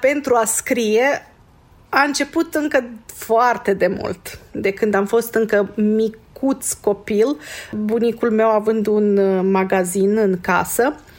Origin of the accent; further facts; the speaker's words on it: Seleuš, Vojvodina, Serbia; also born or lived in Alibunar, Serbia / Vršac, Serbia; M-am născut la Seleuș, a mers la uh, Seleuș, la școala primară, primele patru clase, uh, după aceea la Libunar, uh, clasele 5-8